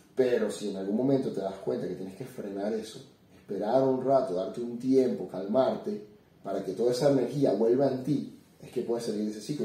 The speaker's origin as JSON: {"language": "Spanish", "country": "Venezuela", "moved": "as an adult", "said": "yo salí de Venezuela en el 2016. Yo había estudiado ingeniería en computación hasta el año 2013, me gradué"}